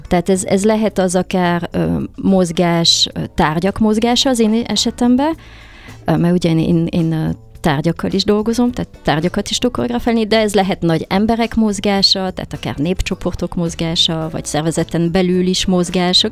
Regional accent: Paris, Île-de-France, France; moved away as an adult; also born or lived in Hungary / London; én Párizsban születtem, és hát én valahogy mindig a három kultúrát mindig éreztem magamba sajátnak. Leginkább franciának éreztem magam sokáig, mert 18 évig ott éltem

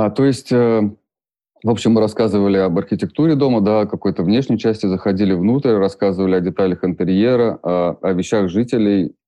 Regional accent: Ufa, Bashkortostan, Russia; moved away; я родился в Уфе, и я 10 лет прожил э, во дворе

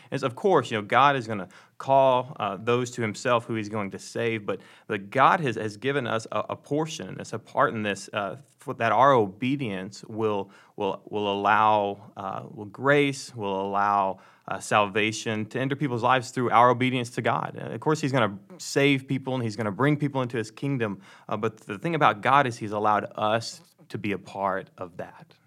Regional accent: Dallas, Texas, United States; moved away; I'm originally from the Dallas, Texas area

